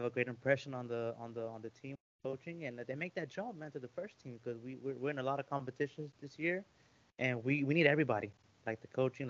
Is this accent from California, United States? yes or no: no; Austin, Texas, United States; we have a team here in my hometown. You know, and even crazier that it's right behind where I used to live at. You know, I used to live around that area my whole childhood